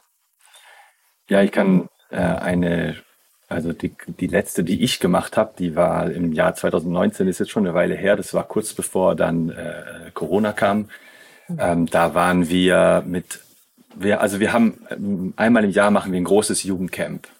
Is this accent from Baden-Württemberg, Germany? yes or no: yes; near Schaffhausen on the Swiss border, Baden-Württemberg, Germany; moved away as an adult; now in Tamera, Portugal; ursprünglich bin ich aus Süddeutschland. Okay. Ja, an der Schweizer Grenze